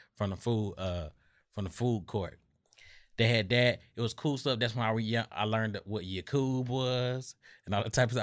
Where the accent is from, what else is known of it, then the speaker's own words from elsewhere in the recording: Atlanta, Georgia, United States; I grew up in Southwest Atlanta